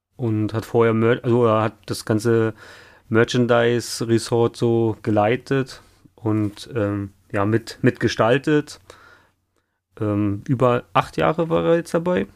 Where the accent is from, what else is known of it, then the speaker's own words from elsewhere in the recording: Hamburg area, Germany; ich komme ja aus dem Umkreis ähm, von Hamburg